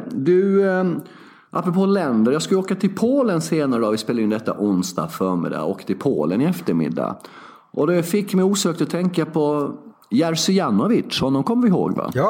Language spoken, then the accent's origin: Swedish; Sweden; jag är svensk.